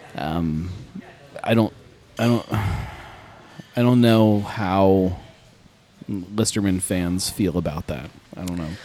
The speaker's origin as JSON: {"language": "English", "town": "Cincinnati", "region": "Ohio", "country": "United States", "said": "in Cincinnati, we feel like we have to do things the hard way sometimes"}